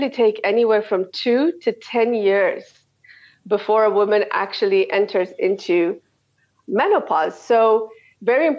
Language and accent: English; Canada; moved away as an adult; also born or lived in South Africa / Dubai / Saudi Arabia; I'm from Canada, and that's where I did all my training.